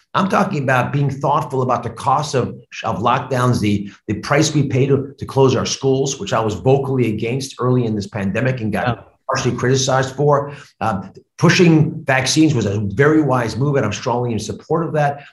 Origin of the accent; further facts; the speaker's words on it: United States; also born or lived in Cleveland, Ohio; I grew up on the Delaware border with Pennsylvania